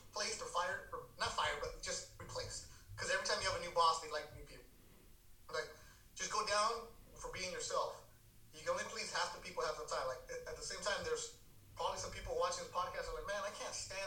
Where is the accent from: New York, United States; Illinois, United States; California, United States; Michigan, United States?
California, United States; Carson; born and raised in Carson, right there by StubHub Center.